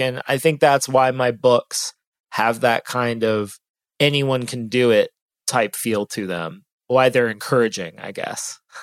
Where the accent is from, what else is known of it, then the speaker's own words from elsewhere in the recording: Ohio, United States; now in Austin, United States; I'm from Ohio